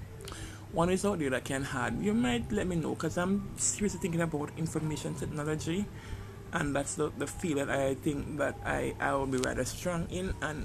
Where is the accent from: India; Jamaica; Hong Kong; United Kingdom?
Jamaica; It's a third world country, as you can tell by my accent. I'm Jamaican